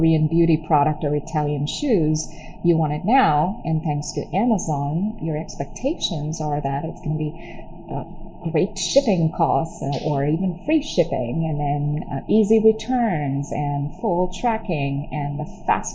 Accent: Chennai, Tamil Nadu, India; moved away as an adult; now in United States; I was born in Chennai, which is a city in southern India. It's by the coast. I grew up there.

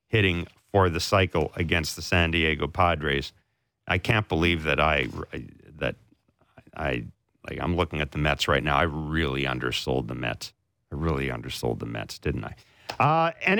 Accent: Winnipeg, Manitoba, Canada; moved away; also born or lived in Calgary; growing up in Winnipeg

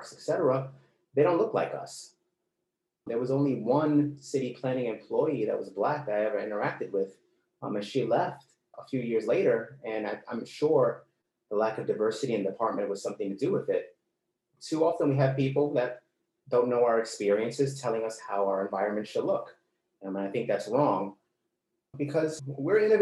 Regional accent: New York City, New York, United States; I grew up in the Bronx in a poor area

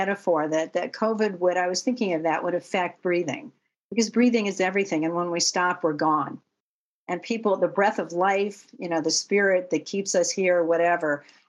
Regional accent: Manhattan, New York, United States; born there; I was born in Manhattan

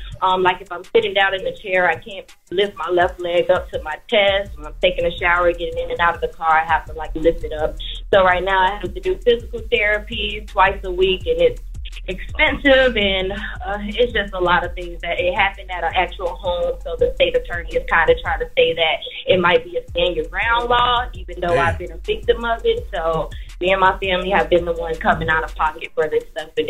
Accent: West Palm Beach, Florida, United States; I'm from West Palm Beach. I listen to you guys all the time.

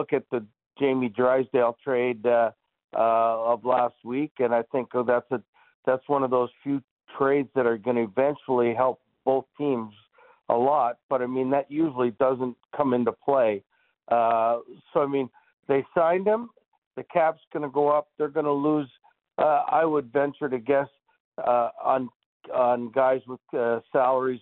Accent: Toronto, Ontario, Canada; growing up in Toronto, playing for the Leafs

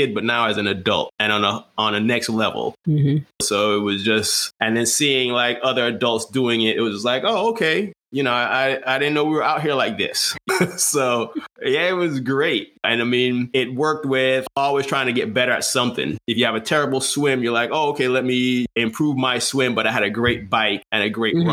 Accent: U.S. Virgin Islands; moved away; I grew up in St. Croix

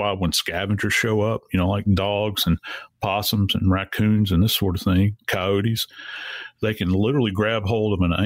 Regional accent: Louisiana, United States; I was born and raised in Louisiana. I've been around swamps my entire life

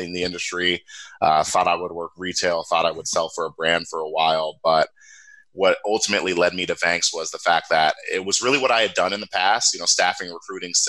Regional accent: Cincinnati, Ohio, United States; also born or lived in upstate New York; I'm originally from Cincinnati, Ohio, born and raised

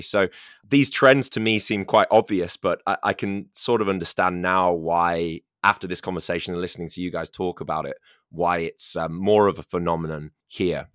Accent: United Kingdom; now in China; I come from the United Kingdom

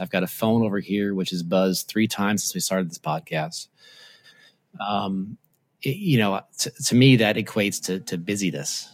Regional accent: Tacoma, Washington, United States; when I grew up, I grew up in Assembly of God Church in, in, uh, Tacoma, Washington

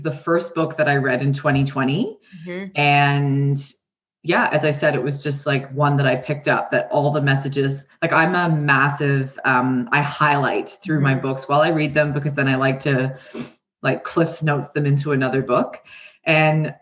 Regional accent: Canada; accent: twang; moved away as an adult; now in New Zealand; So I was raised in Canada. And I've been in New Zealand now for 14 years

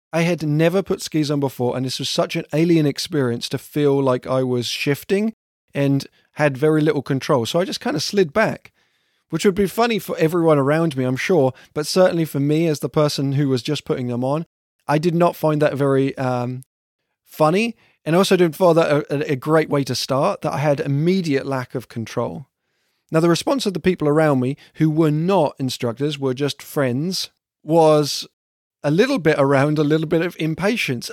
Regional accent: south of England, United Kingdom; now in Vermont, United States; I'm from England, and specifically from the south of England

